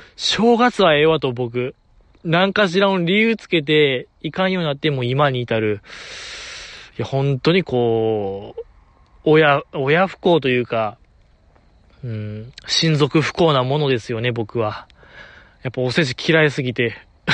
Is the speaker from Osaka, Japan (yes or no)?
yes; Osaka, Japan; 大阪で生まれ、大阪で育ってますけども、現在も大阪在住でございます